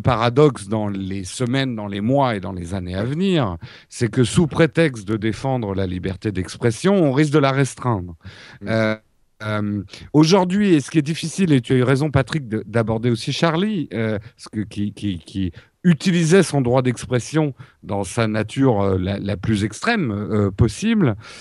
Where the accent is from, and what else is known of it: France